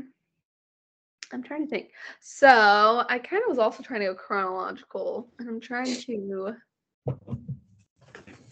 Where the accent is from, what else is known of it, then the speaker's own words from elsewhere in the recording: Florida, United States; now in Georgia, United States; my hometown